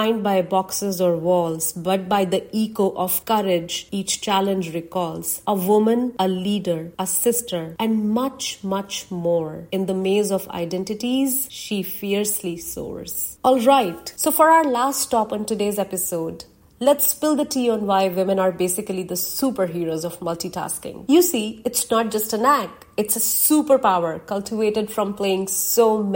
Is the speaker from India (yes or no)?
yes; India; Being an Indian and a Hindu woman are parts of my identity that I was born